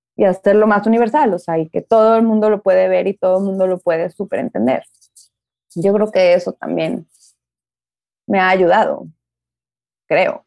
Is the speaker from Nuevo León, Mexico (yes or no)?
yes; Nuevo León, Mexico; moved away as an adult; also born or lived in Mexico City; Ale y yo, que somos de aquí de Nuevo León